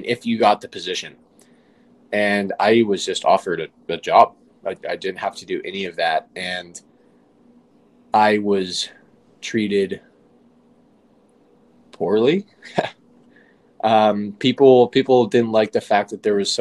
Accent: San Francisco, California, United States; Growing up in San Francisco, I had access to Northern California produce

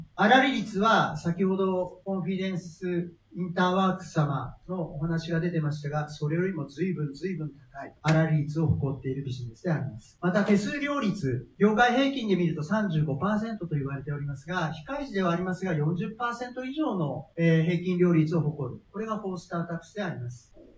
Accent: Fukuoka, Japan; 私は福岡の出身です。で、なんかまあ、たまたまですけど、中高のクラスメイトは孫泰造とか、堀江貴文です

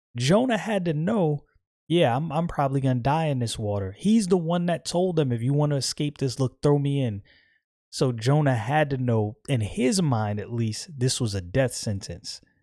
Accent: United States; I'm American

